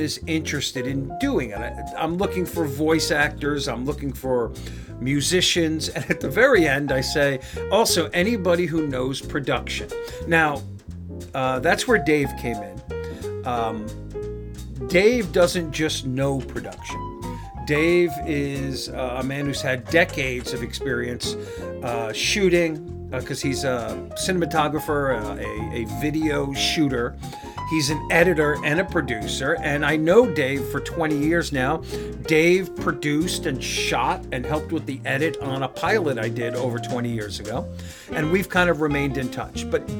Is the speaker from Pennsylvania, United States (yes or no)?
no; New York, United States; also born or lived in Los Angeles; now in North Carolina, United States; grew up in New York